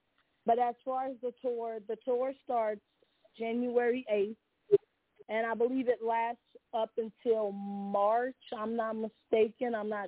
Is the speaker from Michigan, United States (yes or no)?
no; Tulsa, Oklahoma, United States; We are actually from Tulsa, Oklahoma.